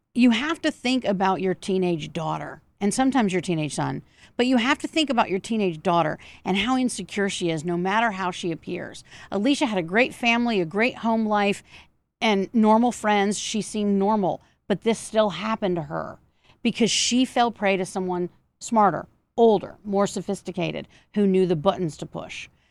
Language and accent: English; Georgia, United States; some of it is in Georgia, my home state